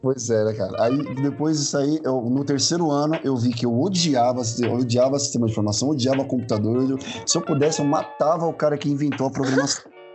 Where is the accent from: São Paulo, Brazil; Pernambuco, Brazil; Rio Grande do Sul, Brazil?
São Paulo, Brazil; nasci em favela em São Paulo